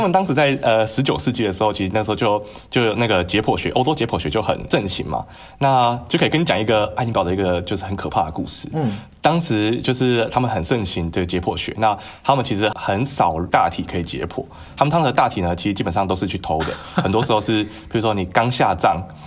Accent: Tainan, Taiwan; 我来自台南

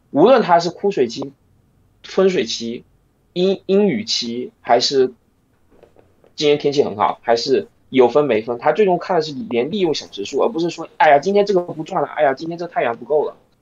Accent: China; 我一个大陆人

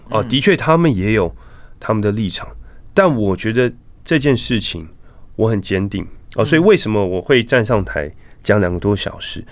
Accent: Taipei, Taiwan; moved away as an adult; also born or lived in Silicon Valley, California / Pennsylvania; 我其实是在台北出生，长大，嗯。念书，哦，就是师大附中、国中部，后来到建中、政大

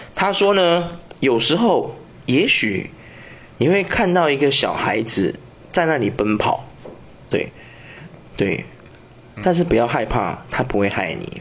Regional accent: Taiwan; 住那间的同学刚好跟我也是台湾人

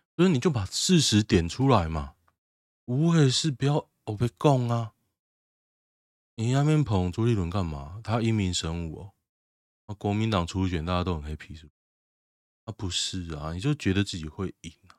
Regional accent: Taoyuan, Taiwan; also born or lived in Hsinchu; 春日路就在我家外面吗？不要说我从我搬来到现在，从我小时候到现在

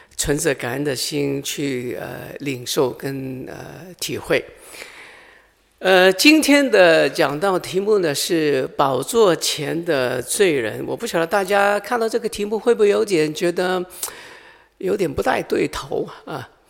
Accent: Hong Kong; moved away; 我来自香港啊

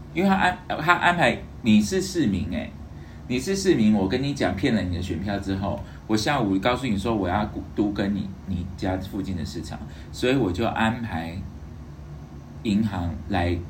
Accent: Taiwan; 作为台湾人

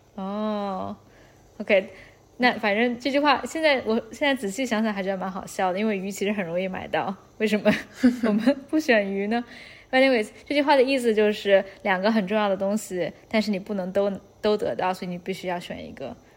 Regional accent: China; now in Geneva, Switzerland; 作为一个中国人

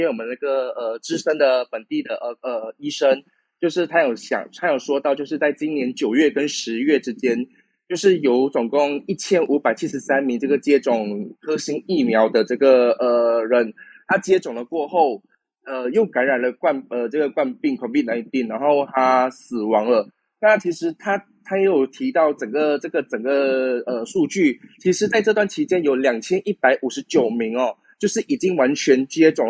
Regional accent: Malaysia; 虽然我们是马来西亚人

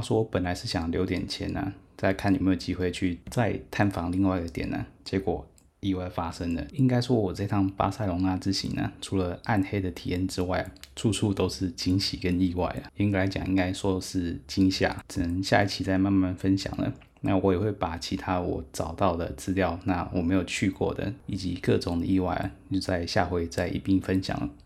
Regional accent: Taiwan; 当我说台湾的时候呢，他还是。一知半解，不知道台湾在哪里。我只好说呢，反正是非常靠近 China 的地方。

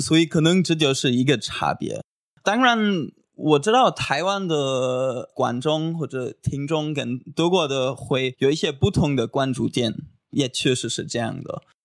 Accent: Göttingen, Lower Saxony, Germany; Chinese is a second language; moved away as an adult; also born or lived in China; now in Taiwan; 我来自德国的一个很美丽的小城市，叫戈廷根。然后我已经大概五年都学了中文，我之前就在中国待过一年当交换学生。然后我现在在台湾，对，快一年了

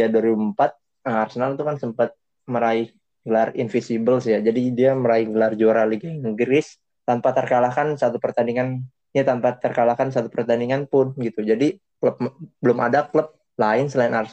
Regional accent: Jakarta, Indonesia; klub-klub Indonesia itu gue sukanya Persija karena ya gue dari Jakarta ya otomatis Persija

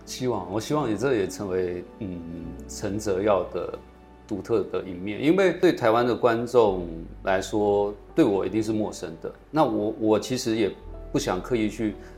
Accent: Malaysia; 我是来自马来西亚的演员

